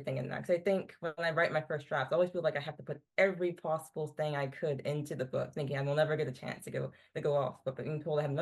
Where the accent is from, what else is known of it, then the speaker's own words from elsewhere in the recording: Virginia, United States; growing up in Virginia, it's like history everywhere